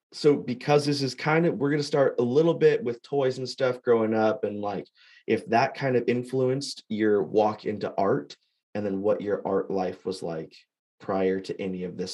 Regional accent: Fresno, California, United States; moved away; I'm from Fresno

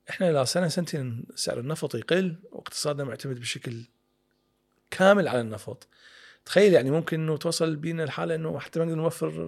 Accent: Iraq; فصارت عندنا طبيعه كعراقيين يعني مثل ما تفضل اهالينا

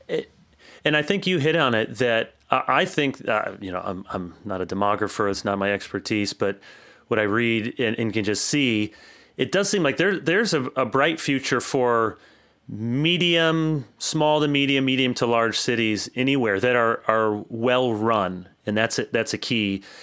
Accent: South Holland, Illinois, United States; moved away as an adult; also born or lived in Michigan / Orange City, Iowa; I went to college in, or South Holland, Illinois

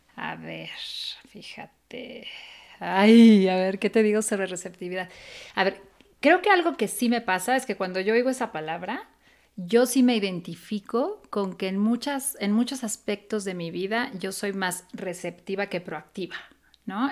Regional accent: Mexico City, Mexico; moved away; yo nací en la colonia Roma y yo crecí en la Condesa y la Roma.

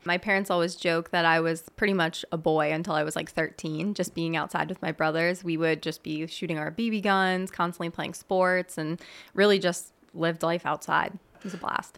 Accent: Mertztown, Pennsylvania, United States; I grew up in Mertztown, P A, which is a small town in between Allentown and Reading

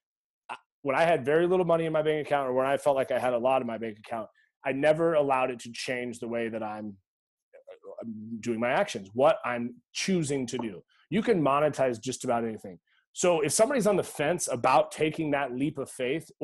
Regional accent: Eugene, Oregon, United States; I grew up in Eugene, Oregon.

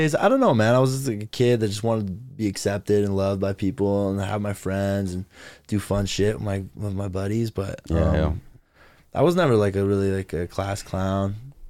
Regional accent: Mission, British Columbia, Canada; I'm from Mission, bro. We have one high school

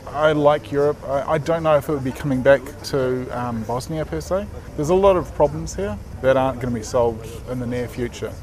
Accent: New Zealand; Being a Kiwi

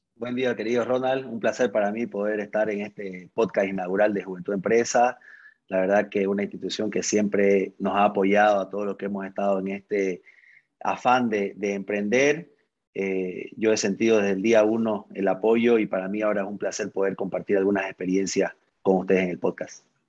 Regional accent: Santa Cruz de la Sierra, Santa Cruz, Bolivia; yo soy cruceño, 36 años acabo de cumplir casado con, cuatro hijos, ingeniero de sistema de profesión, estudié aquí en, la Universidad Gabriel de Moreno, me formé en Santa Cruz

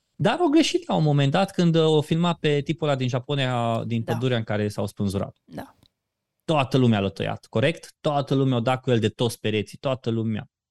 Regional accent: Romania; noi ca, ca români

